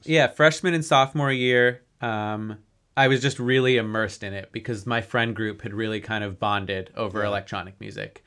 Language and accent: English; Denver, Colorado, United States; growing up in Denver